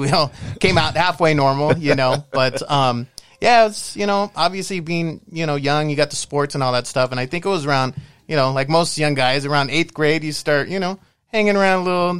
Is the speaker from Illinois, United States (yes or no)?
no; San Gabriel Valley, California, United States; I grew up San Gabriel Valley